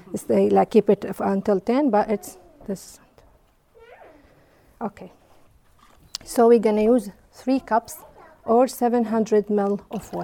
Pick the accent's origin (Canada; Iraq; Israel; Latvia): Iraq; English is a second language; moved away as an adult; now in New Zealand; I'm originally from Iraq. I live here in New Zealand from 2012